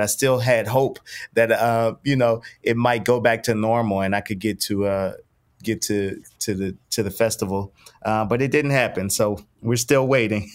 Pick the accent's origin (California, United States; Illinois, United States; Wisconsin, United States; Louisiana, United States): Louisiana, United States; New Orleans; I grew up in New Orleans East, which is probably about 15 minutes from like downtown